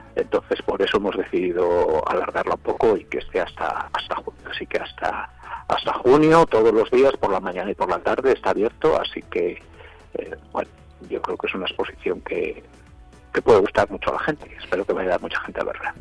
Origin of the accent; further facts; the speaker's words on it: Zamora, Castile and León, Spain; yo sea zamorano